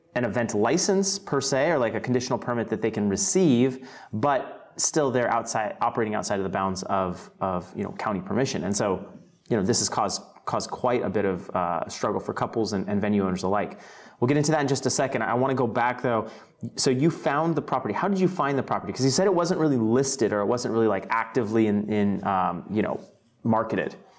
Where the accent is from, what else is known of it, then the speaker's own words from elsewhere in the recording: Fort Worth, Texas, United States; I'm actually born and raised in Fort Worth